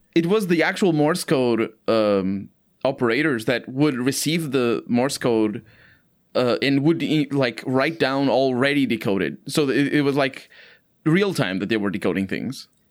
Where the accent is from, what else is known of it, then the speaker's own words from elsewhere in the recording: Portugal; English is a second language; here in Portugal